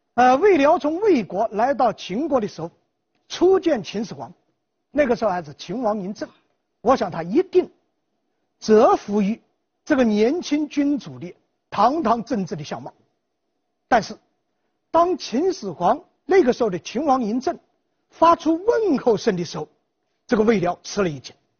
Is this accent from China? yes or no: yes; Jiangxi, China; 我们江西人自己就无数的方言